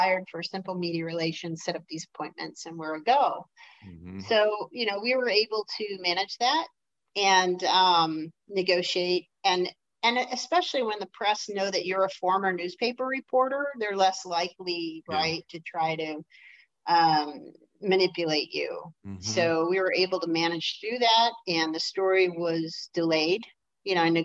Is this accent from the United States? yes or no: yes; Detroit, Michigan, United States; I'm from Detroit